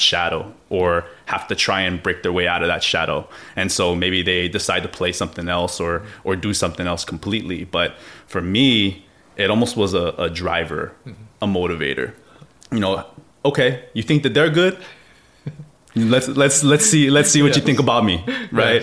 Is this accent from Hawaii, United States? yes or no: yes; Hawaii, United States; growing up in Hawaii, when you have a dad and an uncle and a grandpa who were, you know, Mr. Everything for where they went, and, you know, growing up, everybody knows everybody